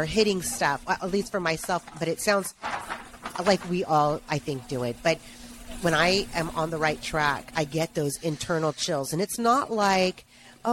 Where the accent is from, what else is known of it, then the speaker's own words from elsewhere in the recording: Northern California, United States; I am from Northern California, born and raised